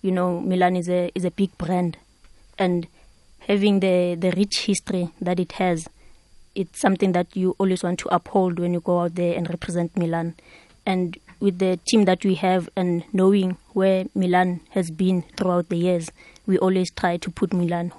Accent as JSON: {"language": "English", "town": "Soweto", "region": "Gauteng", "country": "South Africa", "tie": "born or raised there", "said": "one of the places where I grew up in Pimville"}